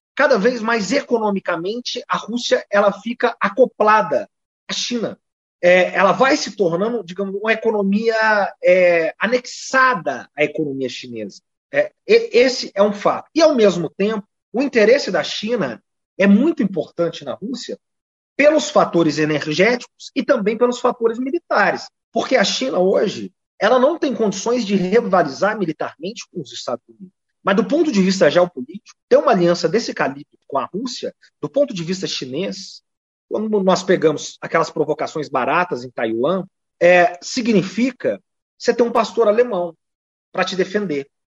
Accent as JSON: {"language": "Portuguese", "town": "Poços de Caldas", "region": "Minas Gerais", "country": "Brazil", "tie": "born or raised there", "also_born_or_lived": "São Paulo", "moved": "yes", "said": "eu sou mineiro"}